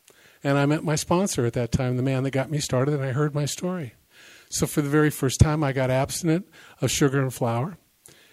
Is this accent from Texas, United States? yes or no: no; the Bay Area, California, United States; now in Discovery Bay, United States; I live in Discovery Bay. I come from the Bay Area